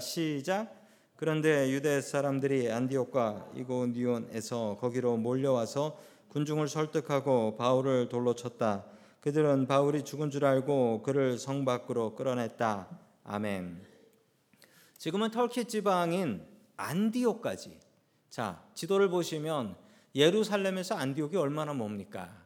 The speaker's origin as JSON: {"language": "Korean", "country": "South Korea", "moved": "yes", "lives_now": "United States", "said": "하나님께서 우리를 한국 사람으로 태어나게 하셨고 하나님께서 우리에게 한국말이 편하게 하셨고 우리를 한국 사람으로 묶어 주셨습니다"}